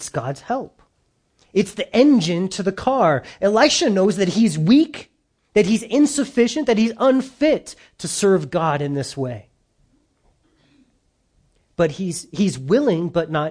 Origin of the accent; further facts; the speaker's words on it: United States; we've grown up in America